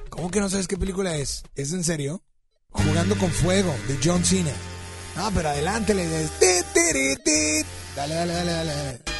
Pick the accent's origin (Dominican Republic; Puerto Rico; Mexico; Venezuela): Mexico; Sí, soy mexicana.